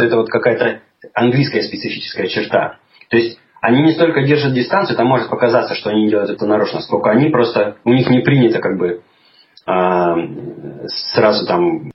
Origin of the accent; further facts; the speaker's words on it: Chelyabinsk, Chelyabinsk Oblast, Russia; moved away as an adult; now in London, United Kingdom; сам я из России, из Урала. Родился я в городе Челябинске, и прожил там всю свою сознательную молодость до, до 28 лет, наверное